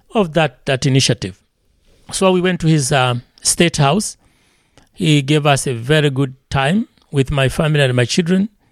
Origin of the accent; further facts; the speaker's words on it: Tanzania; moved away as an adult; now in Elkhart, United States; I'm from Tanzania.